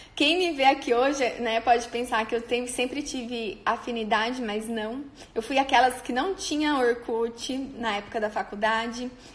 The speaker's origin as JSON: {"language": "Portuguese", "area": "on the border with Paraná", "region": "interior of São Paulo", "country": "Brazil", "moved": "as an adult", "lives_now": "Maringá, Brazil"}